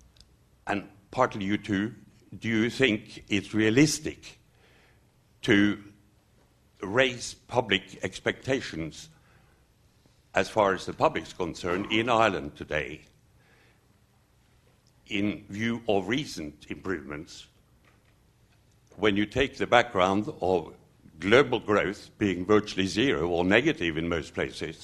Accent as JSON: {"language": "English", "country": "Norway", "moved": "yes", "said": "coming from Norway, way back"}